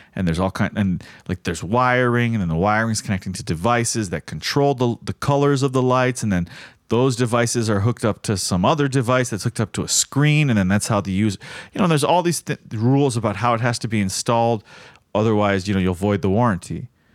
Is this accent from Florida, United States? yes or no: yes; South Florida, United States; growing up in South Florida and it rains so often